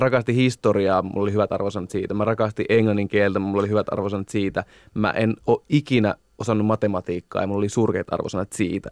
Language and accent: Finnish; Oulunsalo, North Ostrobothnia, Finland; also born or lived in Oulu; Mä oon Oulusta, tai itse asiassa Oulun Salosta kotoisin